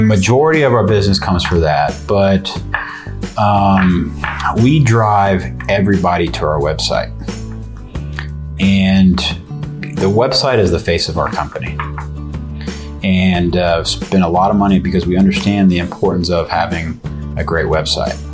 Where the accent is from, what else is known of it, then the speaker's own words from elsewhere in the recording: San Antonio, Texas, United States; born and raised